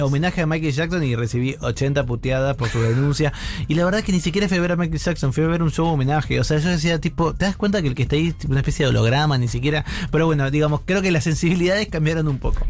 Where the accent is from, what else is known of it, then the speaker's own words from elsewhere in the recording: Buenos Aires Province, Argentina; yo soy provincia de Buenos Aires y tengo un claro recuerdo de mi secundario